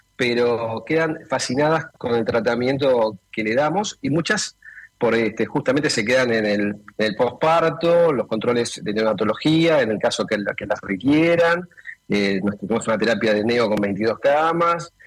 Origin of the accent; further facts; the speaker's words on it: Argentina; aquí en Argentina